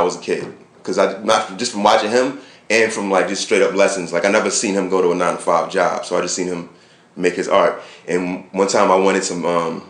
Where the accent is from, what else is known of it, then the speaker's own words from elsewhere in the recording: Brooklyn, New York, United States; also born or lived in California; in my neighborhood where I grew up in Brooklyn in the 80s